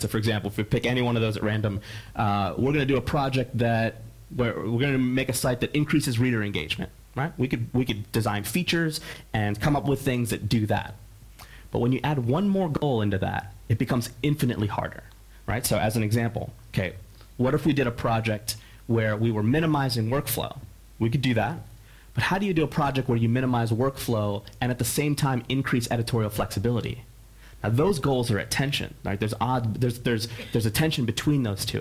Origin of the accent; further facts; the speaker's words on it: Philadelphia, Pennsylvania, United States; I'm from Philadelphia